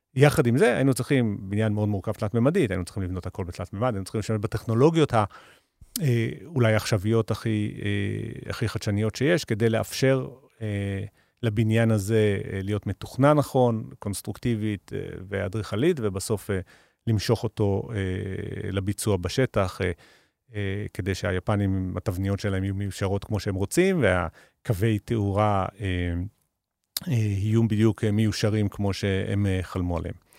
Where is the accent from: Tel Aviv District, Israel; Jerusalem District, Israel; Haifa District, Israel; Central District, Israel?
Jerusalem District, Israel; Jerusalem; אני ליטרלי נולדתי 500 מטר מהאתר